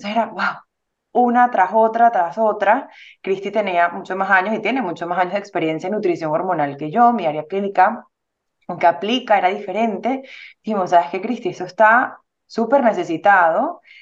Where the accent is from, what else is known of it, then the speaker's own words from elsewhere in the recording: Venezuela; moved away; Somos venezolanas